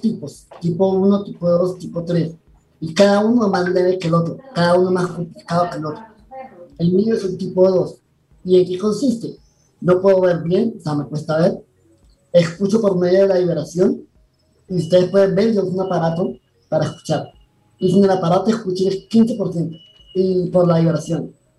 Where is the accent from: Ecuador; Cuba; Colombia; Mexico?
Colombia; also born or lived in Panama City, Panama; Nací en la ciudad de Panamá en el 2003, pero pues fui criado en Colombia. O yo he vivido todo, todo en Colombia